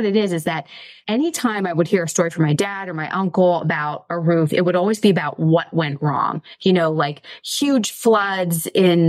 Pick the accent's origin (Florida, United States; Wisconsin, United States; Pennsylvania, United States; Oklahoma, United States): Pennsylvania, United States; Mercer; the name of my hometown is Mercer. It's in Western Pennsylvania